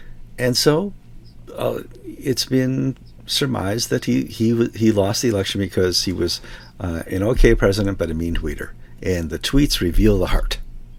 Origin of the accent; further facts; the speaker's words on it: United States; We're Westerners. We are from America.